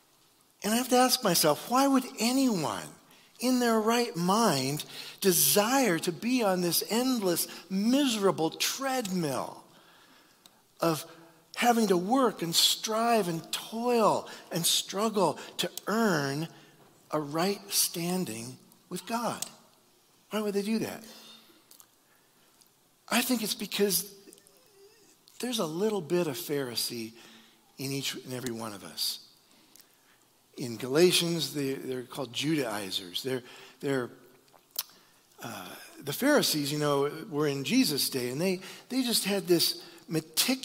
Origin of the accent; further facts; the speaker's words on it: Iowa, United States; I'm from Iowa